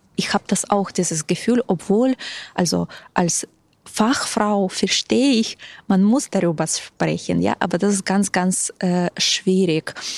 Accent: Ukraine; German is a second language; now in Berlin, Germany; aber bin ursprünglich selbst aus der Ukraine

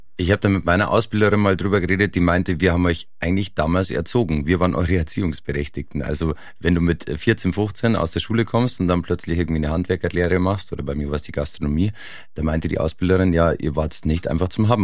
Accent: Oberland, Bavaria, Germany; Ich bin im Oberland aufgewachsen.

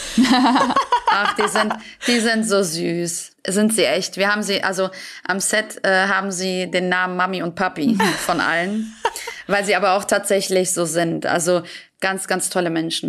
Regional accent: Büsbach, North Rhine-Westphalia, Germany; Ich saß in Büsbach, das ist mein Heimatort, wo ich herkomme

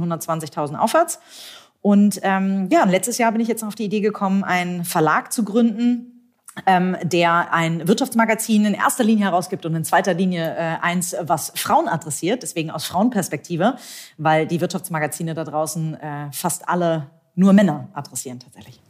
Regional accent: Hamburg, Germany; ich bin Hamburgerin, tatsächlich auch gebürtige Hamburgerin, habe hier Jura studiert in Hamburg

